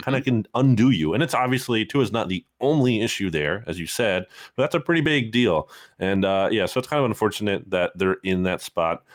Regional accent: Lawrenceville, New Jersey, United States; my hometown of, uh, Lawrence Hill, New Jersey

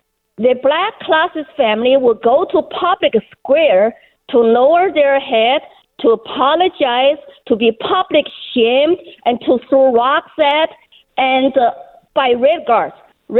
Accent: China; Under Mao, I was born in China and went through his 10 years social, political chaos and indoctrination. And when he died, I was only 12 years old.

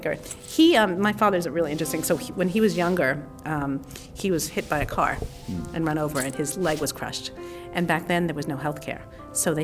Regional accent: Long Island, New York, United States; I grew up in Long Island, but I had this really eccentric father

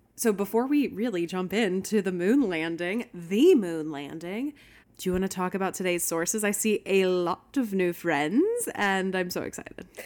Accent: Houston, Texas, United States; I grew up in Houston

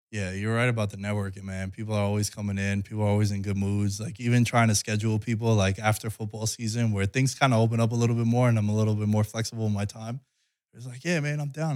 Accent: New York, United States; moved away as an adult; now in Las Vegas, United States; grow up in New York

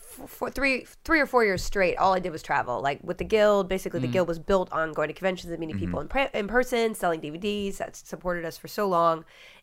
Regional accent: Austin, Texas, United States; Austin's it's my hometown.

